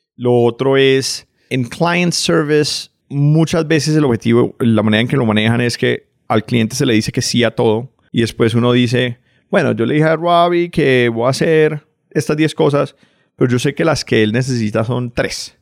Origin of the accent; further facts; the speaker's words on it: Cali, Valle del Cauca, Colombia; moved away as an adult; also born or lived in United States; yo nací en Cali. Nací en Cali en los 80. Crecí familia clase media de Cali